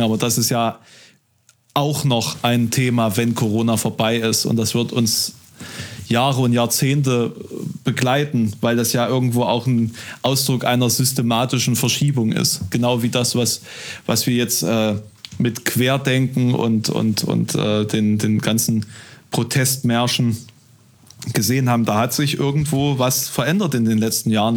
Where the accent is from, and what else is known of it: village near Halle, Saxony-Anhalt, Germany; born or raised there; now in Halle, Germany